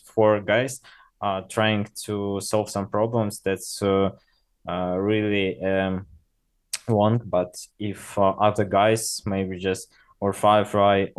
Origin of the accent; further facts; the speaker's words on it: Russia; English is a second language; we are from Russia